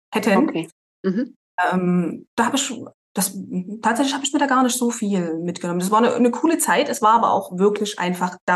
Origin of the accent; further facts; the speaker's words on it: Thuringia, Germany; born there; also born or lived in Baden-Württemberg / Frankfurt am Main; Also gebürtig bin ich aus Thüringen. Ja. Dann war es in Baden-Württemberg, äh, in Hessen habe ich acht Jahre lang, in Frankfurt am Main gewohnt.